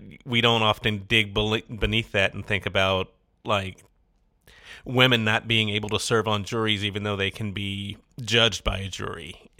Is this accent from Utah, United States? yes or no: no; Mississippi, United States; I grew up in Mississippi and coming out of the 70s